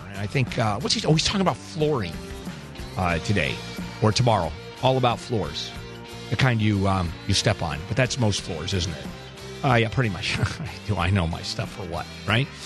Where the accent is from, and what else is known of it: Pakistan; English is a second language; moved away as an adult; now in United States